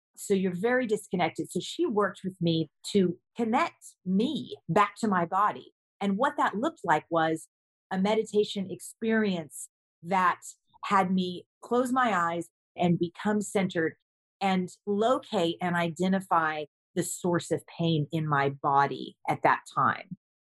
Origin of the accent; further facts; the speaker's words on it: Kentucky, United States; I grew up in Kentucky